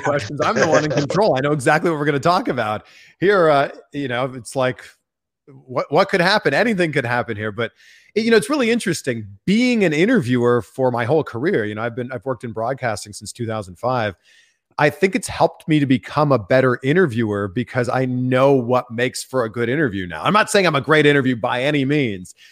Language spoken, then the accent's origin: English; Pickering, Ontario, Canada; just outside of Toronto, my hometown is called Pickering, Ontario.